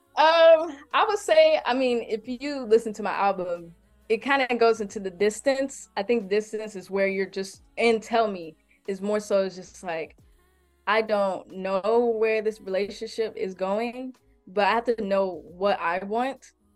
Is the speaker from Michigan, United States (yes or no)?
yes; Detroit, Michigan, United States; now in Columbus, United States; I'm originally from Detroit, Michigan